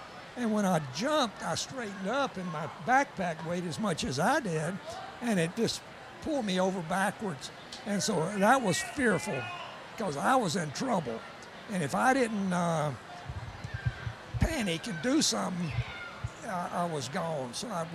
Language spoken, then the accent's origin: English; Lancaster, South Carolina, United States; also born or lived in Texas; now in Greenville, United States; I grew up in Lancaster and was a baseball player in my high school days.